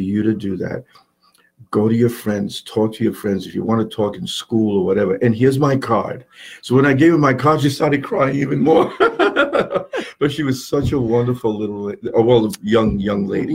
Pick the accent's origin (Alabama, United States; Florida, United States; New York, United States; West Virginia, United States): New York, United States; New York City; also born or lived in Long Island / Puerto Rico; now in Yarmouth Port, United States; I was born and raised in in Manhattan in New York